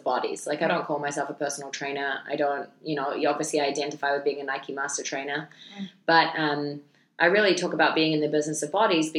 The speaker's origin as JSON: {"language": "English", "country": "New Zealand", "said": "I just prefer to stay as a New Zealander"}